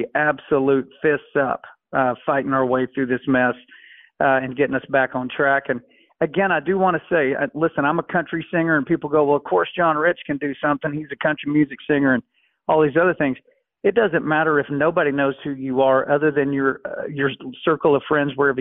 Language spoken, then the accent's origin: English; United States; I'm an American